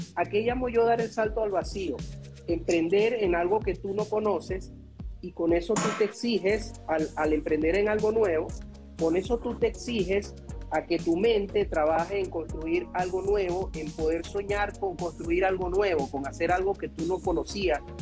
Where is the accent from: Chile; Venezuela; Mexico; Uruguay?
Venezuela; yo soy venezolano